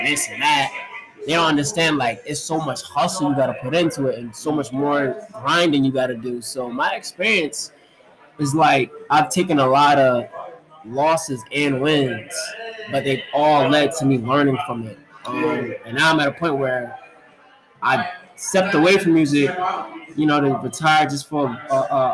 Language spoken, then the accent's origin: English; Long Branch, New Jersey, United States; Long Branch, New Jersey, my hometown